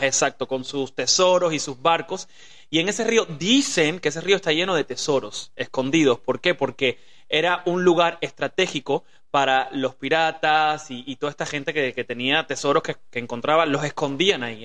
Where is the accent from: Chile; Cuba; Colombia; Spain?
Cuba; moved away; also born or lived in Los Angeles / Mexico; nosotros venimos de Cuba, que es una vida súper difícil